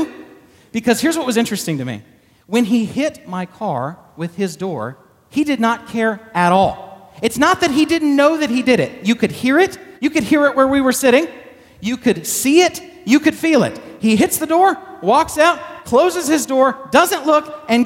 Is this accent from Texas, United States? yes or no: yes; Texas, United States; I'm from Texas